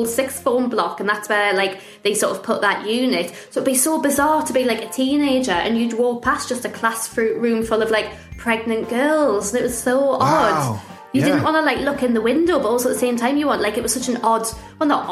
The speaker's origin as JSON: {"language": "English", "town": "Newcastle upon Tyne", "region": "North East England", "country": "United Kingdom", "tie": "born or raised there", "moved": "yes", "lives_now": "London, United Kingdom", "said": "we're being like from Newcastle, especially like when I moved to like London"}